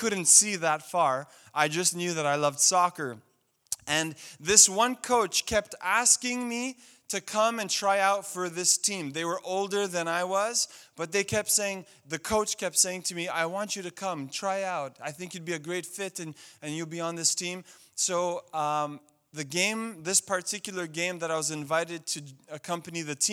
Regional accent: Montreal, Quebec, Canada; I grew up in Montreal

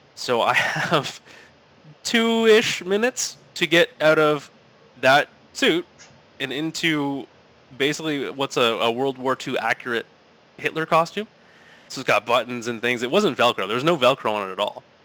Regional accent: Sarnia, Ontario, Canada; growing up in Sarnia

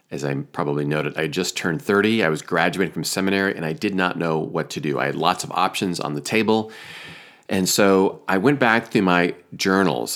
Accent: Iowa, United States; moved away; also born or lived in Chicago; my home state of Iowa

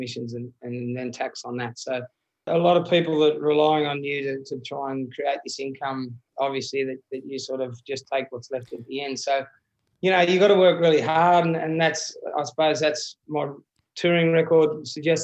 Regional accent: Condobolin, New South Wales, Australia; now in southern side of Sydney, Australia; my hometown condo

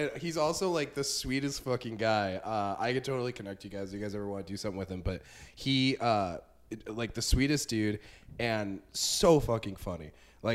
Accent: Las Vegas, Nevada, United States; moved away; I'm from Vegas originally

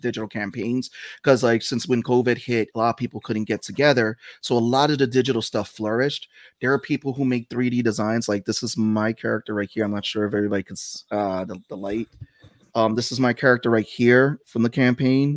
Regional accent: New York City, New York, United States; I grew up in the Bronx

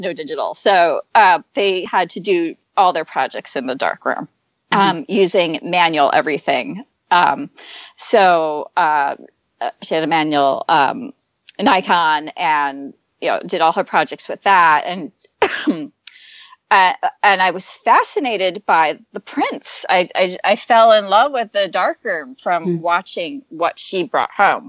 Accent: eastern Pennsylvania, United States; now in Seattle, United States; I grew up in Pennsylvania, in eastern Pennsylvania, and I'm living in Seattle

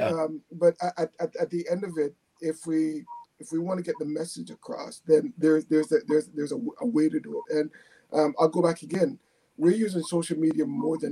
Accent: Jamaica; born or raised there; now in Canada

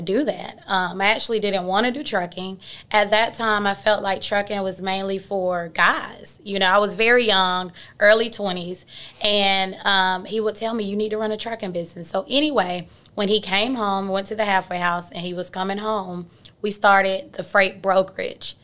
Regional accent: Atlanta, Georgia, United States; I'm born and raised in Atlanta

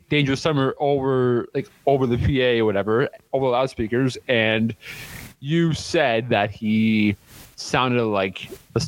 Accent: right across from Detroit, Ontario, Canada; my hometown, like right across from Detroit

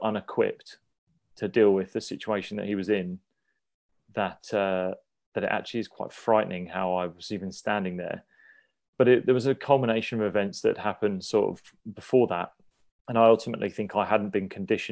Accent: Sussex, South East England, United Kingdom; I was a homegrown player. I came from the countryside of Sussex and I wanted to play for Sussex.

